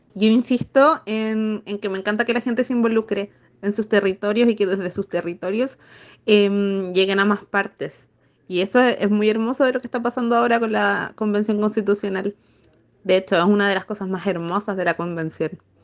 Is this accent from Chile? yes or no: yes; Santiago, Santiago Metropolitan Region, Chile; yo lo veo como santiaguina